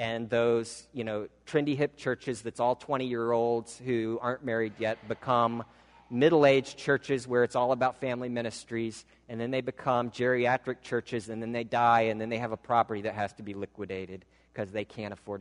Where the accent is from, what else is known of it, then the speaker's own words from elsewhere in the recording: Midwestern American, United States; accent: Midwestern American; I speak in what's considered more or less a Midwestern American accent